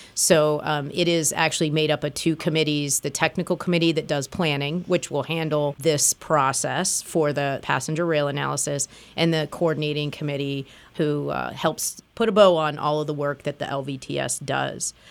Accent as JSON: {"language": "English", "town": "Springfield", "region": "Illinois", "country": "United States", "tie": "born or raised there", "moved": "yes", "lives_now": "Lehigh Valley, United States", "said": "I grew up in Springfield, Illinois, and the Amtrak train went through my hometown."}